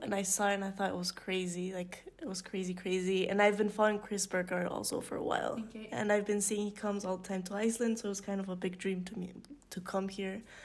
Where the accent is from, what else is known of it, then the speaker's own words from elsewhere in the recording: Mexico City, Mexico; I'm from Mexico City